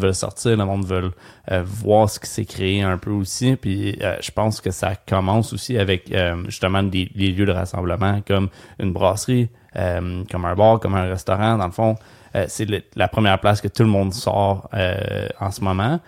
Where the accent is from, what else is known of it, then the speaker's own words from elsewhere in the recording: Gatineau, Quebec, Canada; j'ai grandi à Gatineau